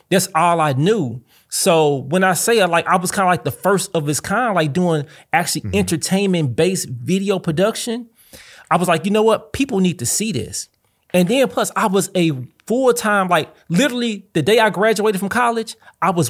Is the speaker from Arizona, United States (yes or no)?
no; St. Louis, Missouri, United States; I'm from St. Louis and I'm proud.